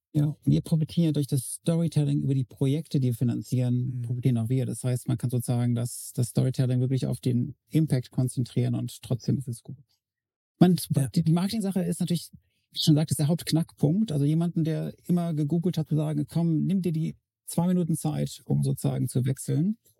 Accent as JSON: {"language": "German", "town": "Freiburg", "region": "Baden-Württemberg", "country": "Germany", "tie": "born or raised there", "said": "seit Dezember meine Heimatstadt Freiburg"}